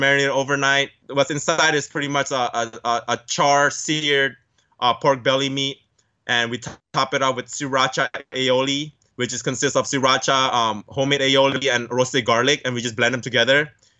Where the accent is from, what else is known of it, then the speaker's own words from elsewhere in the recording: California, United States; Growing up in San Gabriel Valley, where a majority of Asians, I'm so lucky to live around that neighborhood